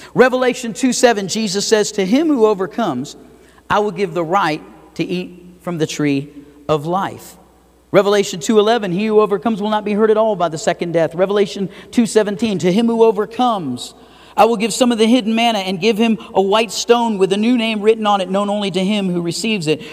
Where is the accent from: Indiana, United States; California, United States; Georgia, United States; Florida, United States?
Florida, United States; Fort Lauderdale; now in Idaho Falls, United States; I grew up in Fort Lauderdale.